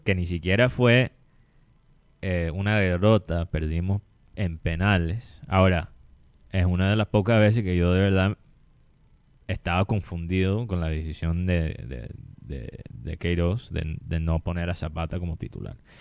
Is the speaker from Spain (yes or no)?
no; Colombian Caribbean coast, Colombia; nosotros los colombianos, especialmente nosotros los costeños mismos